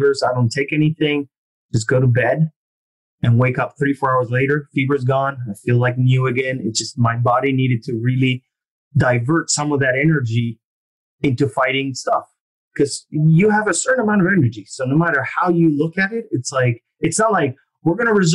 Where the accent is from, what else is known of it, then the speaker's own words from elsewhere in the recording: Argentina; moved away; I'm from Argentina originally